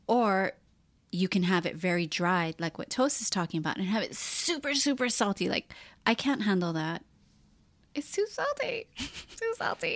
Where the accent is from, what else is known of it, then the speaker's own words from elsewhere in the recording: Hawaii, United States; moved away; as gay people growing up in Hawaii, such a small place